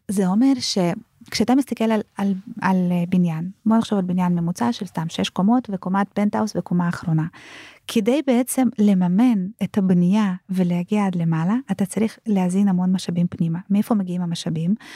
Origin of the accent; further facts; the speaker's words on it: Israel; ואנחנו כישראלים